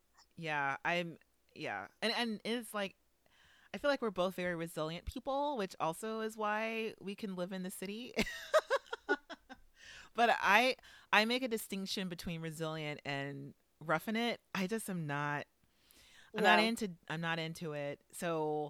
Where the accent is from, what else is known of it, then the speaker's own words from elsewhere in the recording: the South, United States; everyone thinks that because I'm from the South, that I'm a nature boy.